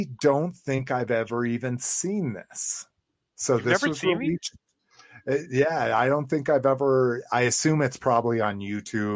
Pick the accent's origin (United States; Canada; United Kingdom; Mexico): Mexico; growing up in Mexico